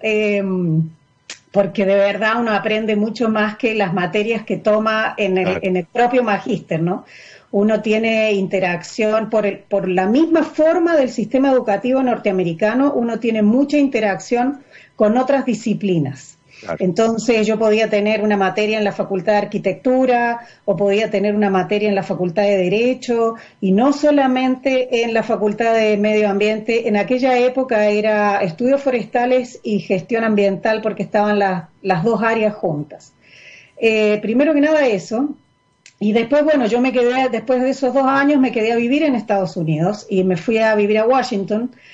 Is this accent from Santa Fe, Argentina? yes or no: no; Córdoba, Argentina; moved away as an adult; yo soy argentina, eh, soy de Córdoba